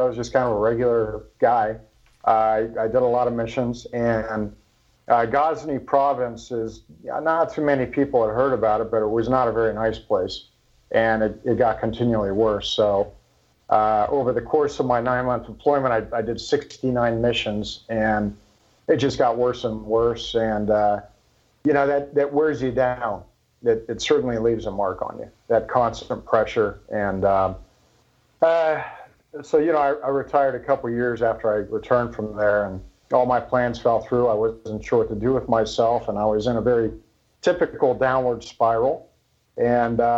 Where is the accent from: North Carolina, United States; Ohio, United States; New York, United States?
Ohio, United States; Columbus; I grew up just outside of Columbus. But yeah, always around farm country. I've always called this place home